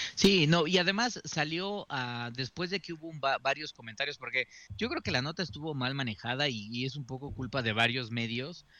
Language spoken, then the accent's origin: Spanish; Mexico; siendo mexicano